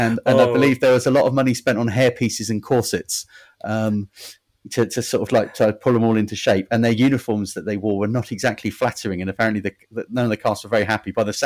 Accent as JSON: {"language": "English", "area": "Devon", "region": "South West England", "country": "United Kingdom", "said": "See, I'm from Devon"}